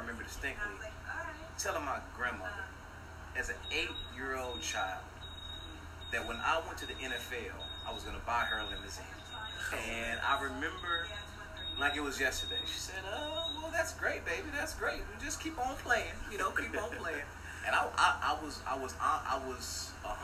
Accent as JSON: {"language": "English", "town": "Houston", "region": "Texas", "country": "United States", "tie": "born or raised there", "moved": "yes", "lives_now": "New Orleans, United States", "said": "I was raised in Houston, Texas"}